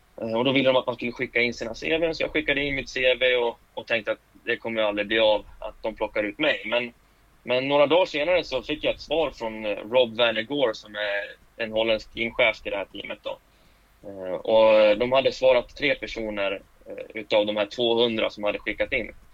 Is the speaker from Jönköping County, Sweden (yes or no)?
no; Falun, Dalarna County, Sweden; Jag är född och uppvuxen i Falun